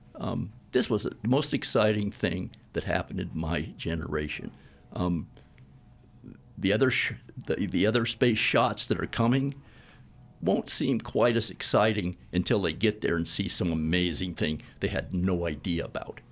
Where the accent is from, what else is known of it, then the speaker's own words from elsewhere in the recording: the South, United States; moved away; also born or lived in New York City; I was raised in the South